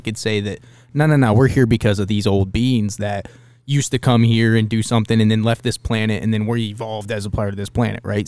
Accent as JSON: {"language": "English", "town": "Dayton", "region": "Ohio", "country": "United States", "tie": "born or raised there", "said": "growing up around Dayton"}